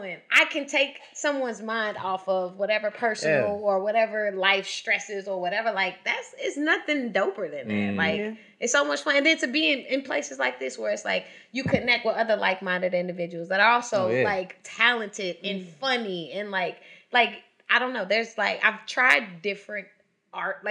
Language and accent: English; Chicago, Illinois, United States; I grew up in Chicago.